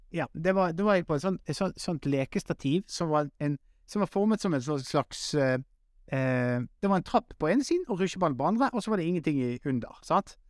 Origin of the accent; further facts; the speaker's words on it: Western Norway, Norway; now in Oslo, Norway; som vestlending